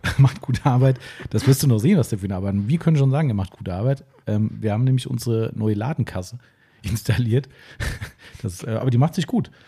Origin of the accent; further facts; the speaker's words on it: Steinfischbach, Hesse, Germany; stand Fischbach hier, mein Heimatort hat 1100 ungefähr